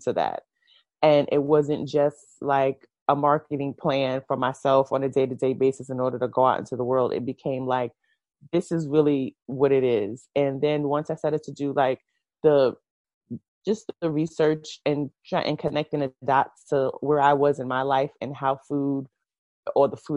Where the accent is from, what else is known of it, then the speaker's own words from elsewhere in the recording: New York City, New York, United States; I was born in Brooklyn, New York. Mm-hmm. I've lived in New York my entire life.